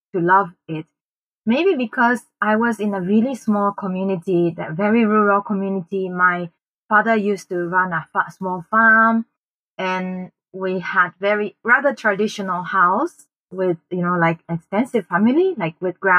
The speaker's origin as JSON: {"language": "English", "country": "Japan", "tie": "born or raised there", "also_born_or_lived": "Bangkok, Thailand / Chiang Mai, Thailand", "moved": "yes", "lives_now": "Thailand", "said": "a local company in my hometown in Japan"}